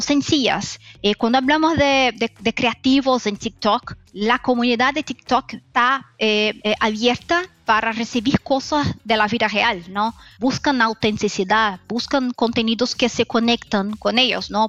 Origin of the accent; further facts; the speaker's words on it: Brazil; Spanish is a second language; soy brasileña, entonces voy a hablar con mi español que es mezclado, brasileño, eh, eh, español